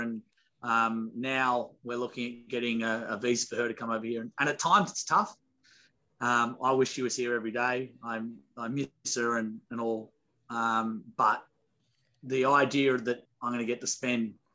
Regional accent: Australia; As an Aussie

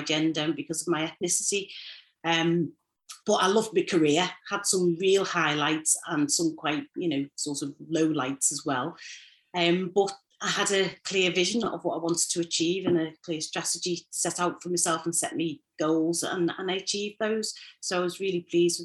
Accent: Liverpool, North West England, United Kingdom; I grew up in Toxteth, a single parent family

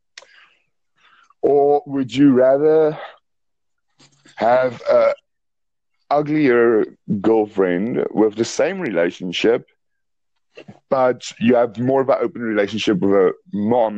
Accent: South Africa; I'm actually from South Africa. South Africa

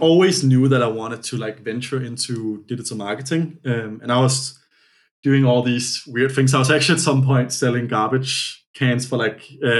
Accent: Copenhagen, Capital Region of Denmark, Denmark; English is a second language; moved away as an adult; now in United States; I'm born in Copenhagen, Denmark, which is also the homeland of Lego

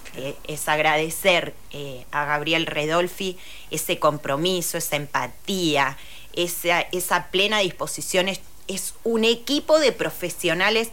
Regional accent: Rosario, Santa Fe, Argentina; soy rosarina

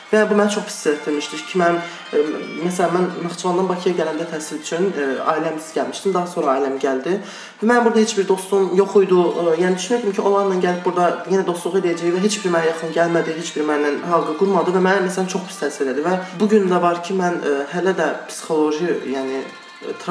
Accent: Iran; moved away; Mən dediyim kimi İranında böyümüşəm. Yəni Aha. təhsilim orada oldu, orta təhsilim.

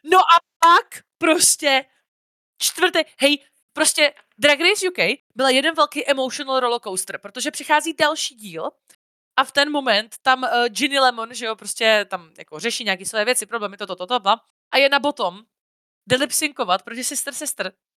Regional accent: near Brno, South Moravian Region, Czechia; also born or lived in Vysočina; jsem vyrůstala většinu času jako u Brna

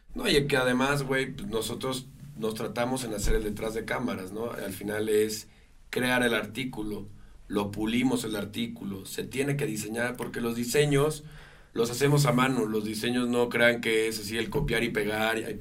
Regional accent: Mexico; Amo a mi país, yo jamás renunciaré a mi nacionalidad

